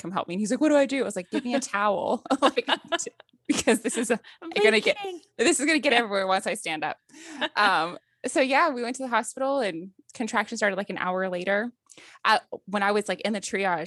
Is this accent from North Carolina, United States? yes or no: yes; Wake Forest, North Carolina, United States; I'm from Wake Forest, North Carolina